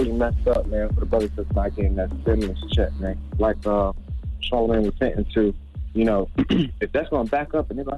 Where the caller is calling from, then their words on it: South Carolina, United States; I'm calling from South Carolina.